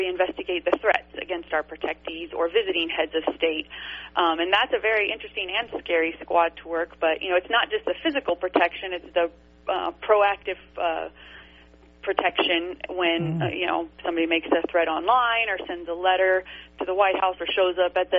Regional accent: High Desert, Southern California, United States; I grew up in Southern California in what's called the High Desert

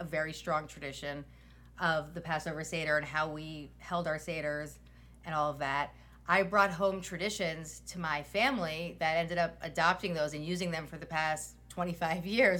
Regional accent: Silver Spring, Maryland, United States; I grew up in Kent Mill in Silver Spring, Maryland, born and raised

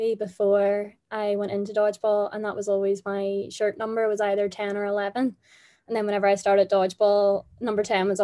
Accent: Northern Ireland, United Kingdom; I'm a player from Northern Ireland.

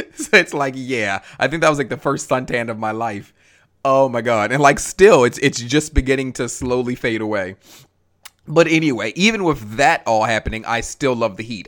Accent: Maryland, United States; now in Atlanta, United States; I live in Atlanta now, but I am originally from Maryland.

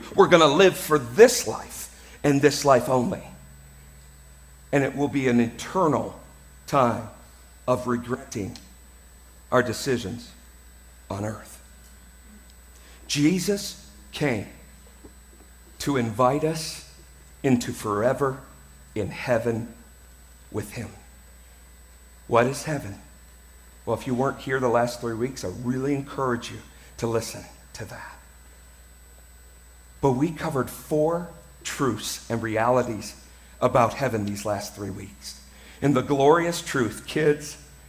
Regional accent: United States; I'm an American

